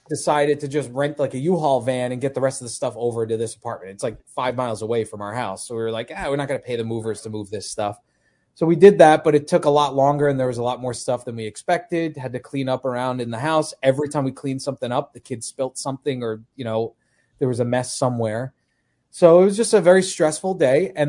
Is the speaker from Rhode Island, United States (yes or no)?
no; Long Island, New York, United States; born or raised there; moved away